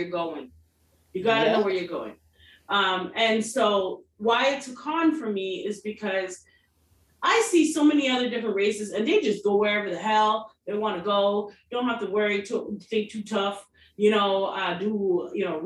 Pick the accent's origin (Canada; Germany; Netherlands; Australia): Canada; as Black people in Canada, being West Indian